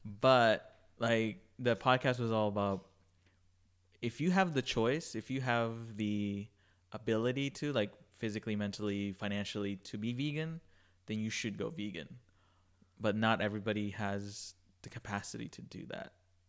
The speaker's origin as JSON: {"language": "English", "country": "Philippines", "said": "there's also, like, foods in my culture, like, I'm Filipino, like, that are, like, heavily meat."}